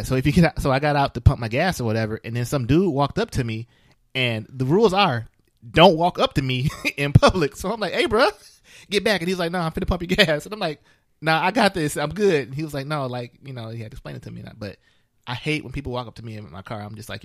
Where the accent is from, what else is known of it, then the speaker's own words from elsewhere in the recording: Flint, Michigan, United States; I'm from Flint, Michigan